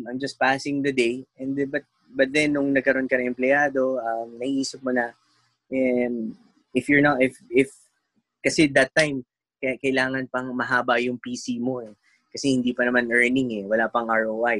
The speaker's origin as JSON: {"language": "Tagalog", "country": "Philippines", "moved": "as an adult", "lives_now": "Saudi Arabia", "said": "bilang isang Pilipino"}